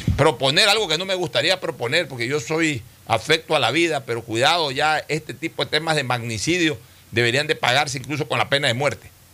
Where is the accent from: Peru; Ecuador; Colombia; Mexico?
Ecuador; yo he sido mandatario ecuatoriano, he sido eh, diputado del Ecuador